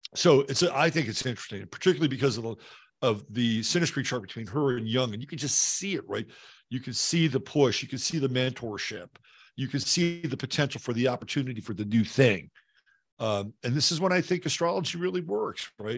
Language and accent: English; Bay Area, California, United States; moved away as an adult; also born or lived in Davenport, Iowa / Seattle, Washington; I grew up in the Bay Area